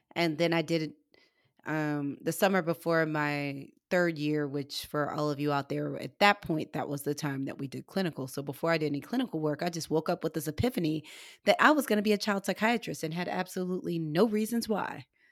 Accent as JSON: {"language": "English", "region": "Missouri", "country": "United States", "said": "where I'm from is, like, in the middle of the meth capital in the Midwest. I'm from Missouri."}